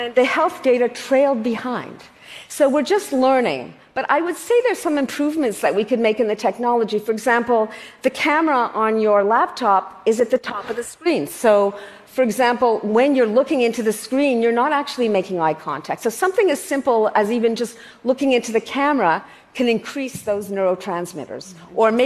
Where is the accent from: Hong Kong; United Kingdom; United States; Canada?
Canada; I'm Canadian